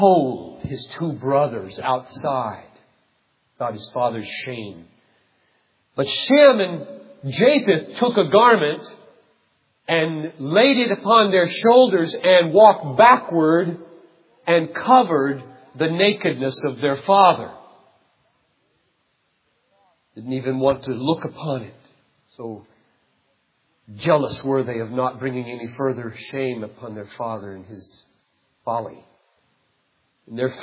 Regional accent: Greenville, South Carolina, United States; I grew up in Greenville, South Carolina.

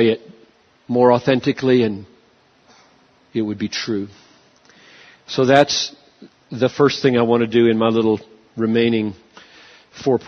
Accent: United States; I'm an American. I'm a Westerner

